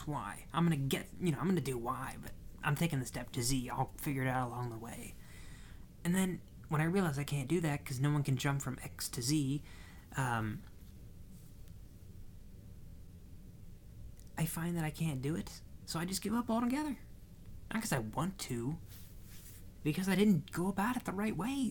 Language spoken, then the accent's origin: English; Midwest, United States; we're from the Midwest